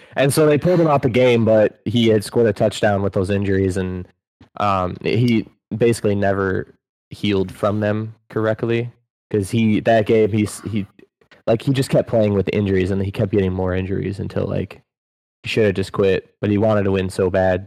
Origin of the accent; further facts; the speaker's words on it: Buffalo, New York, United States; now in Tampa, United States; They're my hometown team